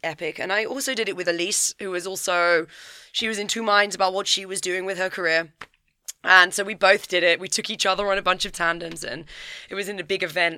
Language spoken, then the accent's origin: English; Kent, South East England, United Kingdom; I'm from Kent, so down south, just outside of London.